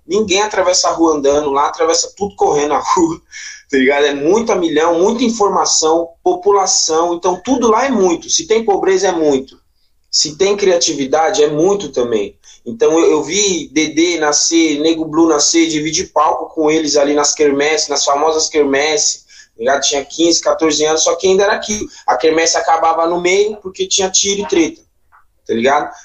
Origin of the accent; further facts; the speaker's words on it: São Paulo, Brazil; also born or lived in Itaquera, São Paulo / Parelheiros, São Paulo; E nasci ali, na Vila Holanda 1, e cresci já em Guaianazes, na parte de Guaianazes mesmo, e mais um pouco, dos 10 anos para frente, eu fui para Itaquera